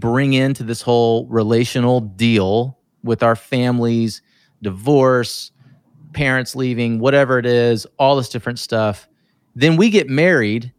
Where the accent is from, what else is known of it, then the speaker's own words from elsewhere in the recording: Atlanta, Georgia, United States; also born or lived in Asheville, North Carolina; I was born in Atlanta, also lived in Asheville, North Carolina after I was 3 till 11. Then I moved back to Atlanta.